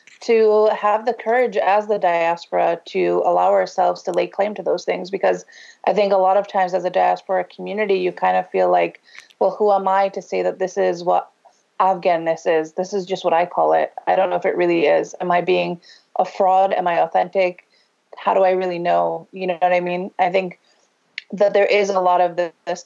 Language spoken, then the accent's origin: English; Ohio, United States; I grew up in Ohio.